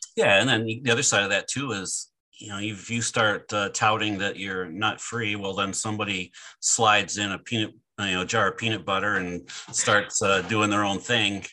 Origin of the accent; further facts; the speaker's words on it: Michigan, United States; I grew up in Michigan